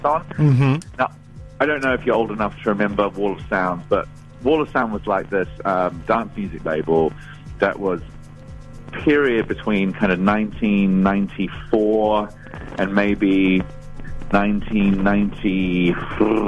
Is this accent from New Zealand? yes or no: yes; New Zealand; I was from New Zealand